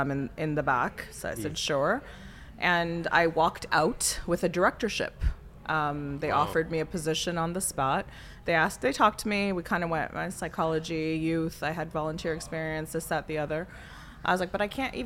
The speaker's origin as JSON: {"language": "English", "town": "Pickering", "region": "Ontario", "country": "Canada", "tie": "born or raised there", "also_born_or_lived": "Toronto, Canada", "moved": "as an adult", "lives_now": "Chicago, United States", "said": "I grew up in Pickering, Ontario. I was born in Toronto proper, Scarborough at the time"}